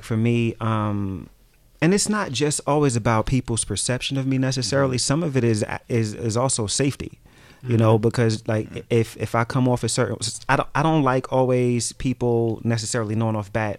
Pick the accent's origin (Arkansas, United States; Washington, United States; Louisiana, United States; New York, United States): New York, United States; New York City; Growing up where I grew up in Brooklyn, and I grew up in the hood, I grew up in the projects.